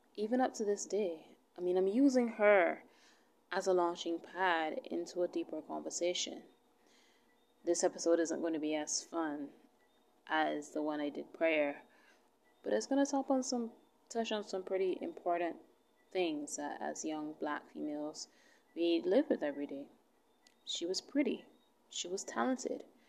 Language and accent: English; Barbados; I'm from Barbados. Alright, I'm I'm from where she's from.